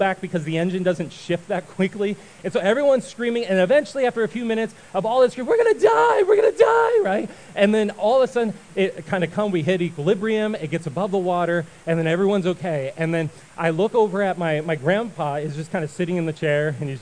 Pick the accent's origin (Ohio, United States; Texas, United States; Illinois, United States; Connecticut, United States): Ohio, United States; we grew up in Ohio